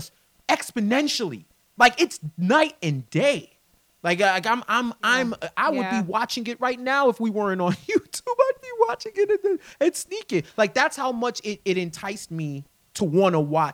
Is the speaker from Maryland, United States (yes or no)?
no; New York City, New York, United States; I grew up in New York City. I'm a native New Yorker